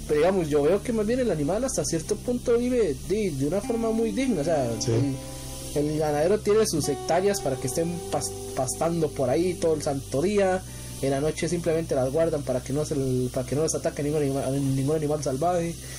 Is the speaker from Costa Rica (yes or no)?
yes; Costa Rica; fue más una decepción como costarricense